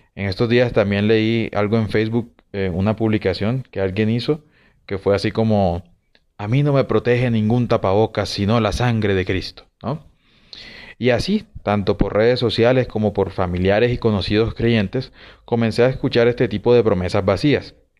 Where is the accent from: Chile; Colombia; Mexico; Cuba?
Colombia; en Colombia, en mi país